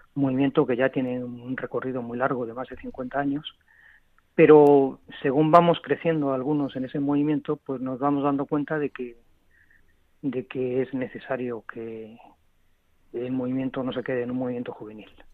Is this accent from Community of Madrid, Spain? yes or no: yes; Madrid, Community of Madrid, Spain; Pues yo estoy en Madrid. soy de Madrid. Nací aquí hace 54 años y aquí llevo